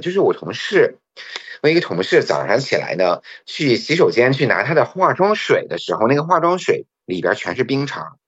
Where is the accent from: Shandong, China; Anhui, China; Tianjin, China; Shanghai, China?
Shandong, China; moved away; also born or lived in Hong Kong / Beijing; 我小的时候在山东的时候